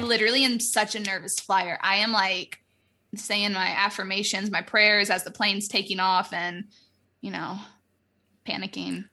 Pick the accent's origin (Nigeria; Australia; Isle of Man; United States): United States; Florida; moved away; I'm from Florida, like, we have hurricanes